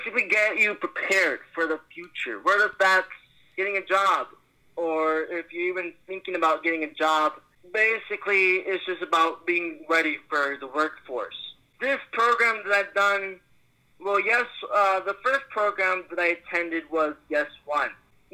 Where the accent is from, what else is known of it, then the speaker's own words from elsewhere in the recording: New York, United States; I even got to meet people from my hometown, New York.